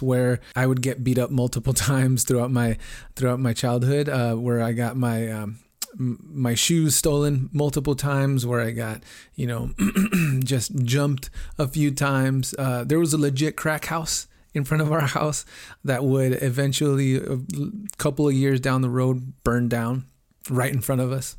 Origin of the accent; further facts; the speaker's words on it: Los Angeles, California, United States; I grew up in South Central Los Angeles. My earliest memories were from growing up in the projects in Watts.